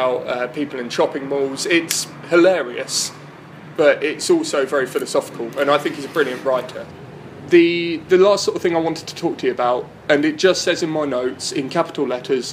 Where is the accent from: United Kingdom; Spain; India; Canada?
United Kingdom; Horsham, South East England; I grew up in West Sussex, so not too far from here.